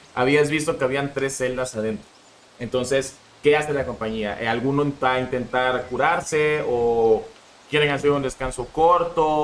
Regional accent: Mexico; yo nací en México

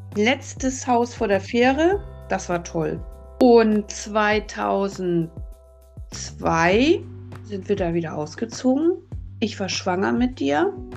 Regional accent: Hamburg, Germany; now in Lüneburg Heath, Germany; Ich bin in Hamburg geboren, 1968 und aufgewachsen in Hamburg-Uhlenhorst als Einzelkind.

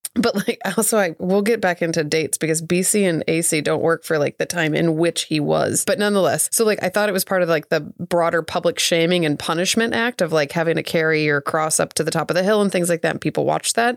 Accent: Southeast Missouri, United States; as a child growing up in Southeast Missouri.

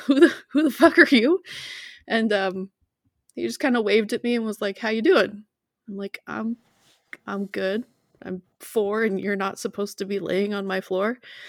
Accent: Butte, Montana, United States; It's this tiny little like old mining town, and the house that we lived in was built in like 1901 or something

